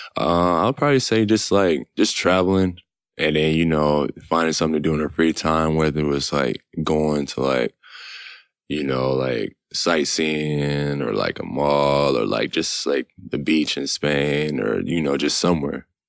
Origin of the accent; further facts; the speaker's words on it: Killeen, Texas, United States; moved away; I'm from Texas